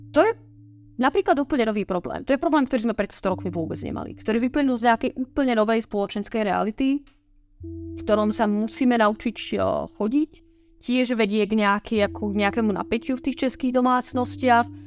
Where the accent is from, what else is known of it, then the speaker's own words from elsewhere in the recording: Slovakia; Ja som zo Slovenska